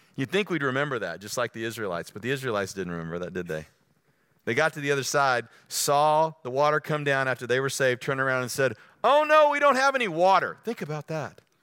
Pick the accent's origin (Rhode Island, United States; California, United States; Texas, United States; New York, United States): Texas, United States; I'm from the Lone Star State.